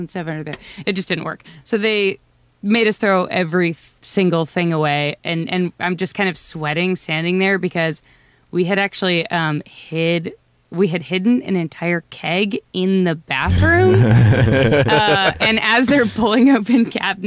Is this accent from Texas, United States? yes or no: yes; Seabrook, Texas, United States; I'm very much from Seabrook